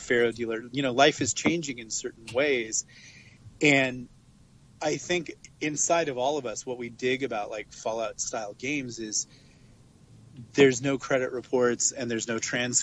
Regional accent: West Coast, United States; now in Los Angeles, United States; I'm from the West Coast

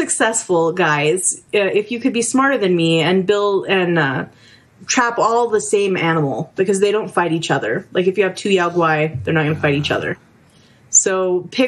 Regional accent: New Mexico, United States; I'm from New Mexico

